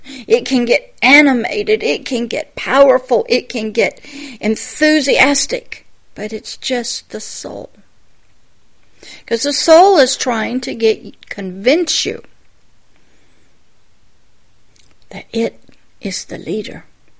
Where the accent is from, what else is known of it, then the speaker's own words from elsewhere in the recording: Deep South, United States; I grew up in the Deep South. I grew up when George Wallace stood on the steps and wouldn't allow them into college. That was the neighborhood I grew up in.